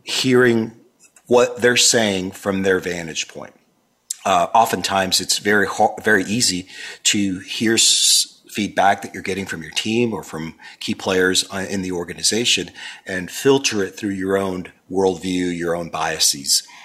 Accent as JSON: {"language": "English", "town": "Miami", "region": "Florida", "country": "United States", "tie": "born or raised there", "said": "growing up in that environment and growing up in Miami where you had people from Cuba and Argentina"}